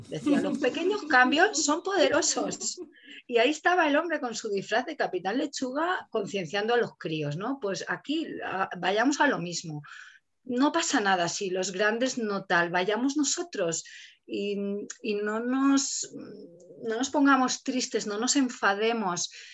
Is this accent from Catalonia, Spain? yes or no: yes; Catalonia, Spain; moved away; Yo que vengo de Cataluña, ahí ya compostábamos hace 15 años